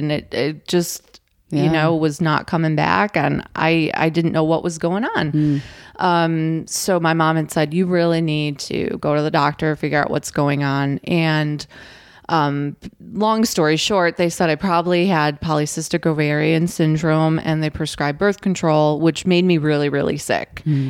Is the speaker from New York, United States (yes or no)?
yes; Buffalo, New York, United States; And now I grew up in Western New York, Buffalo area. So as you can imagine, cold winters.